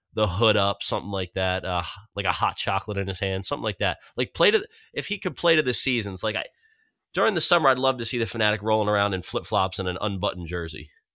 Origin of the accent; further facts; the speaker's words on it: Philadelphia, Pennsylvania, United States; my hometown team